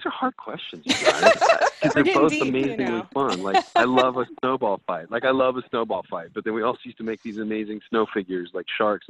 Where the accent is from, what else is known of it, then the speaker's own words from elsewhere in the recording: Reno, Nevada, United States; And I grew up in Reno, Nevada, which is like lots of neon, lots of color.